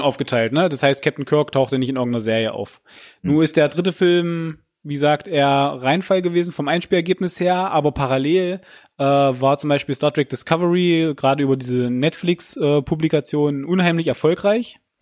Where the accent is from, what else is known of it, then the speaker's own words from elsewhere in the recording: Germany; bei uns in Deutschland